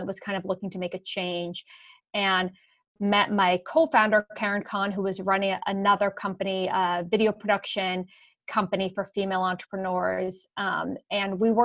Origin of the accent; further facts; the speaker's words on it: Montclair, New Jersey, United States; moved away as an adult; also born or lived in Sweden / Washington, D.C. / Boston; born and raised in Montclair, New Jersey, which is a suburb outside of New York City. I grew up there my whole life